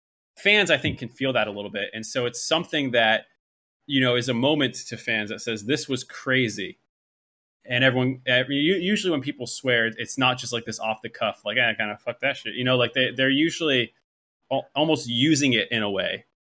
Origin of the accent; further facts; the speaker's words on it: Boston, Massachusetts, United States; I was a Patriots fan because I grew up around Boston, and you just had to be a fan of that thing